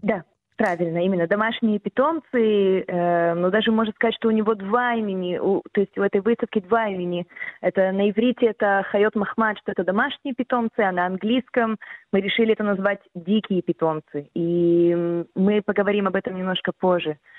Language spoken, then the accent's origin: Russian; Israel; first language Russian; у меня как бы мой первый язык все равно как бы был русский, mm-hmm. и хоть я чуть-чуть иврита знала